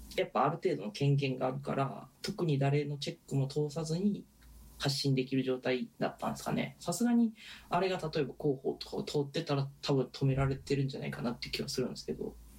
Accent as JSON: {"language": "Japanese", "region": "Osaka", "country": "Japan", "moved": "yes", "said": "特に僕らがいたのは大阪じゃないですか"}